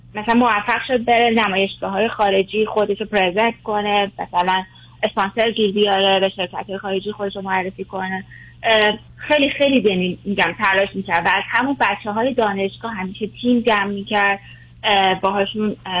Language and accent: Persian; Iran; moved away as an adult; now in Canada; ما ایرانیم